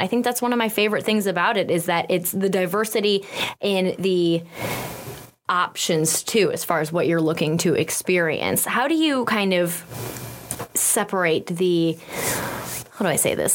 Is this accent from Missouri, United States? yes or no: yes; St. Louis, Missouri, United States; We're all from St. Louis here.